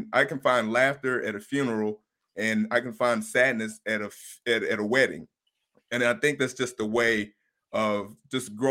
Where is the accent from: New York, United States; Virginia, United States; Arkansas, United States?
Arkansas, United States; Blytheville; moved away as an adult; also born or lived in Denver / Los Angeles; now in Las Vegas, United States; It's in the northeast part of Arkansas. It's called Blytheville.